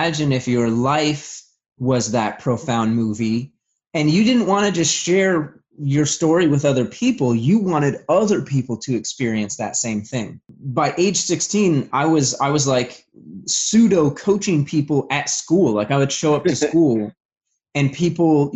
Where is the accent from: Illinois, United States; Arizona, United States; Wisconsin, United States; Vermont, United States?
Vermont, United States; I'm originally from Vermont. I had a pretty rough childhood.